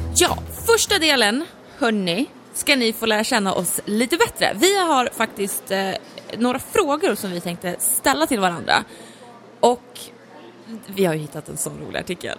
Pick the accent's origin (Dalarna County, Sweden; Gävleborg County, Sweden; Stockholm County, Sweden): Gävleborg County, Sweden; Gävle; jag är ju från Gävle